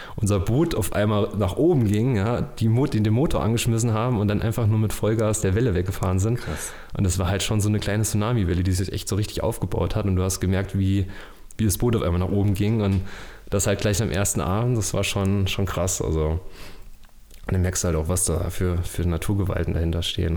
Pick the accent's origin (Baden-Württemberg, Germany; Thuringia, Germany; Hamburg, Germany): Thuringia, Germany; Erfurt; Ich komme aus Erfurt und bin freiberuflicher Filmemacher